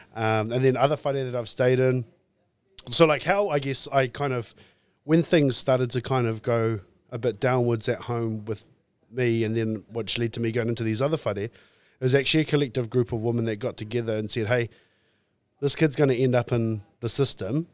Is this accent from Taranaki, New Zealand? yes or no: yes; New Plymouth, Taranaki, New Zealand; born and raised in Taranaki, um, in New Plymouth in town